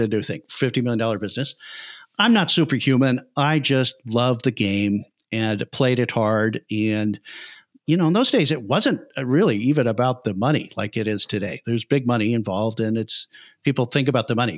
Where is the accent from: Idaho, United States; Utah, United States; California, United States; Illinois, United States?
Illinois, United States; Chicago; also born or lived in Iowa; I'm originally from Chicago, from the Midwest